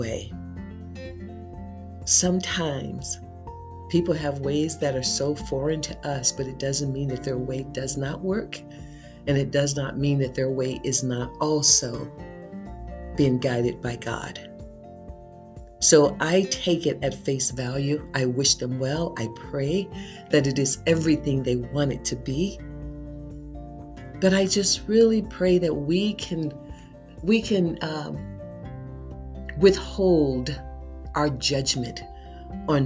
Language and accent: English; United States